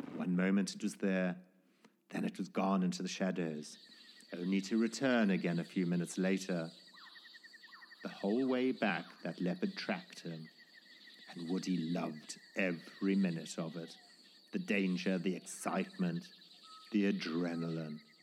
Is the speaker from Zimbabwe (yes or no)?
yes; Zimbabwe; my life growing up in Zimbabwe, or formerly Rhodesia, in the nineteen sixties and seventies